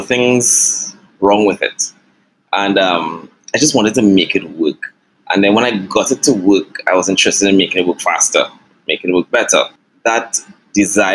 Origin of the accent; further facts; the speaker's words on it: San Fernando, Trinidad & Tobago; also born or lived in East-West Corridor, Trinidad; I grew up in a little village out on the outskirts, or actually it's part of the city now, San Fernando, called Pleasantville